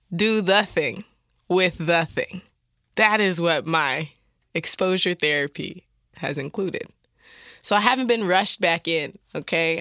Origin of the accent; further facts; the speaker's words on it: Detroit, Michigan, United States; I grew up in the Detroit.